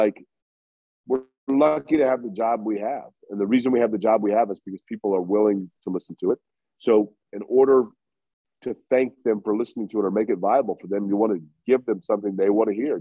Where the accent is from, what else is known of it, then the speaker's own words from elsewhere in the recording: Indianapolis, Indiana, United States; I grew up in Indy